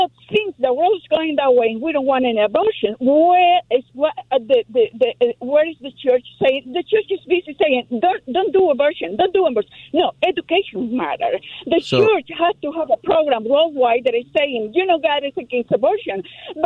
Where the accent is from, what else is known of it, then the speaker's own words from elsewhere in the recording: Honduras; now in Los Angeles, United States; I'm from Honduras